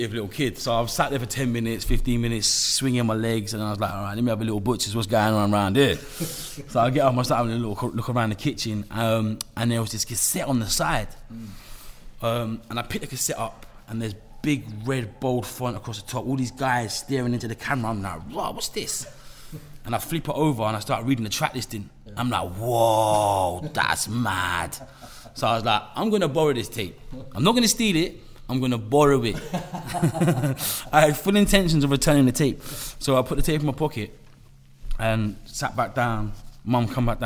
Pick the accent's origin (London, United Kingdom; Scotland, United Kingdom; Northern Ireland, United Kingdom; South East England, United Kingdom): London, United Kingdom; I was born in Camden Town, northwest London, in a little area called Somers Town